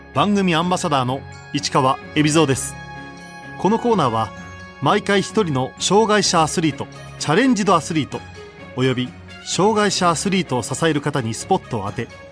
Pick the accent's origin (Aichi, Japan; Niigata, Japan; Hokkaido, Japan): Niigata, Japan; Murakami; 地元にある高田自衛隊っていうところに普通の部隊に入りました